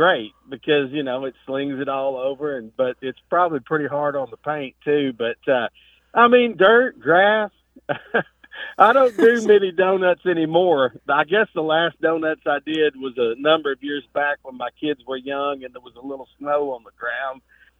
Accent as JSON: {"language": "English", "area": "the South", "region": "Kentucky", "country": "United States", "tie": "born or raised there", "said": "growing up in the South"}